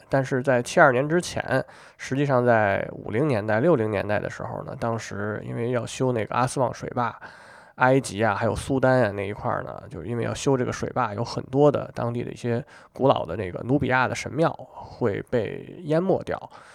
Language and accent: Chinese; China; 我们中国人